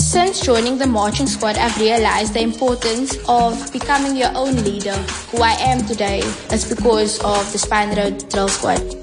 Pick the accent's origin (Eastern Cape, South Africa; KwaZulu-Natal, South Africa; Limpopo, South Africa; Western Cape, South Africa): Western Cape, South Africa; Cape Town; Growing up in Mitchell's Plain